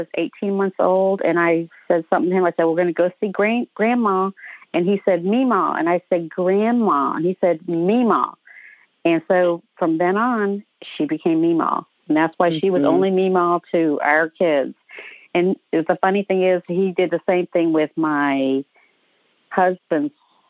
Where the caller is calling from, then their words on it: Atlanta, Georgia, United States; I'm calling from Atlanta.